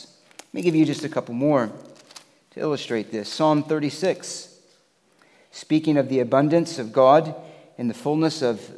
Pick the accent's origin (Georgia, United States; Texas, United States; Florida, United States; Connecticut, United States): Florida, United States; moved away; I grew up in Florida